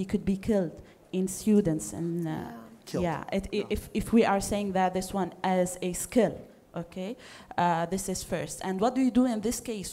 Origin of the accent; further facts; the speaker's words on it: Lebanon; I'm from Lebanon.